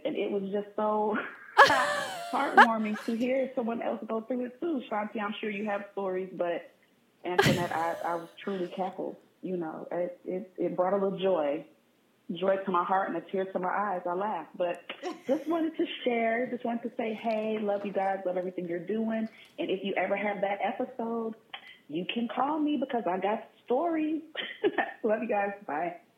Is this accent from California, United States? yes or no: yes; San Diego, California, United States; moved away as an adult; also born or lived in Washington, D.C. area (DMV); I'm originally from San Diego